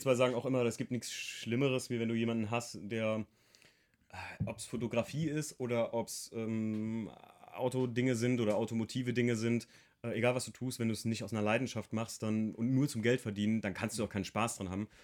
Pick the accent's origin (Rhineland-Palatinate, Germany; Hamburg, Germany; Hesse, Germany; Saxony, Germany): Rhineland-Palatinate, Germany; ich komme ja noch unten vom Moseltal, da mischt sich das noch Eifel und Hunsrück